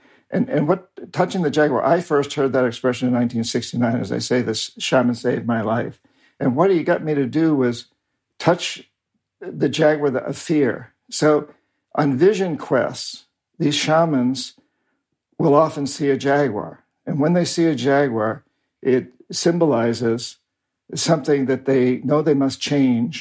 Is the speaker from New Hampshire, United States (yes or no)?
yes; New Hampshire, United States; moved away as an adult; I was raised in New Hampshire, about 300 years of Yankee Calvinists